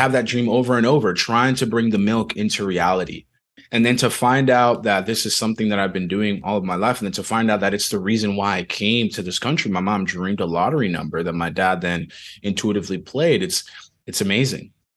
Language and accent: English; Dominican Republic; moved away; I was born in the Dominican Republic